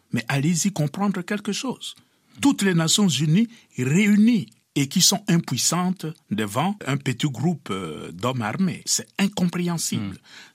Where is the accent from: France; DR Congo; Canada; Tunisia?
DR Congo; now in Kinshasa, DR Congo